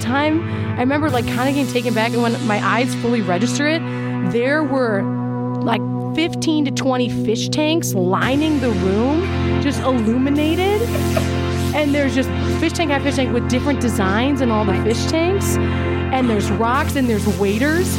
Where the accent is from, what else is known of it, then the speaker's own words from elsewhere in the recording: Minnesota, United States; I'm a Minnesotan